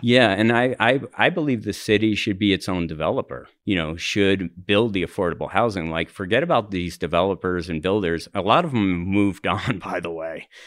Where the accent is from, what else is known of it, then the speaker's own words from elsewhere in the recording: New Jersey, United States; also born or lived in Highlands, Denver, Colorado / New York City; now in Denver, United States; I'm from New Jersey.